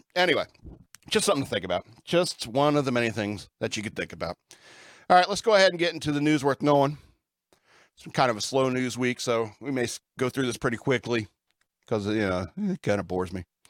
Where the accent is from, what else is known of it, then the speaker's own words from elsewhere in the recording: the South, United States; I grew up in the South